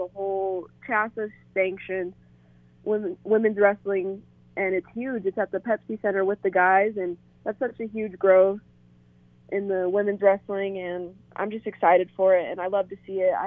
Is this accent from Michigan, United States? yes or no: no; Denver, Colorado, United States; I'm from Denver and I love our campus and I love the town here.